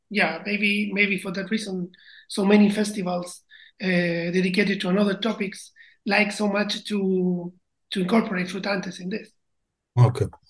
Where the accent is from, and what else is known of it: Chile; English is a second language